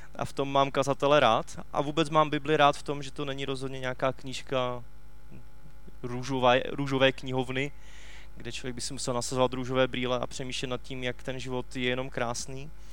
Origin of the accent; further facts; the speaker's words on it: Czechia; u nás v Čechách